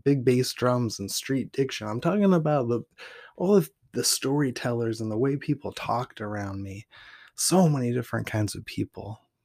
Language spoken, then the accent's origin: English; Portland, Oregon, United States; also born or lived in Weed, California; I'm from Portland, Oregon, where graffiti is the poetry of the city and food carts are the treasure map to my soul